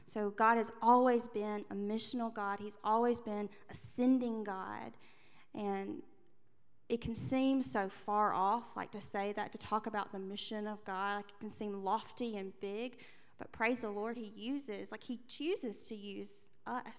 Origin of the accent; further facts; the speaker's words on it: Andalusia, Alabama, United States; also born or lived in London; I grew up in Andalusia, Alabama